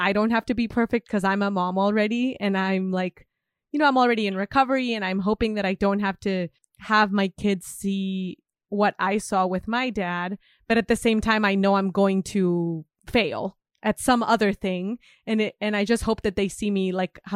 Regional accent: Mexico; moved away; I come from Mexico

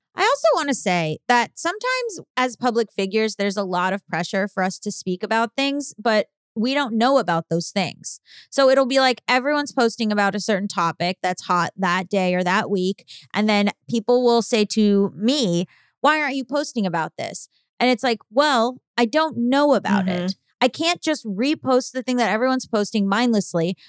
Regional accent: Florida, United States; I'm from Florida

